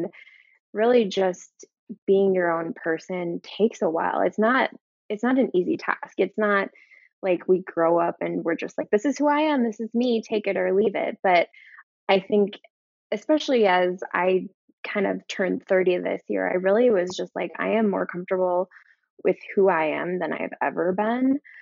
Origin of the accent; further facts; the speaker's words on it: Minnesota, United States; now in Chicago, United States; I'm originally from Minnesota